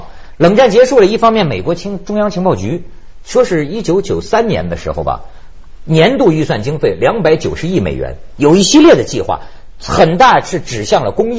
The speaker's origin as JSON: {"language": "Chinese", "country": "China", "said": "但是你看我们中国人礼义之邦，什么都告诉人家"}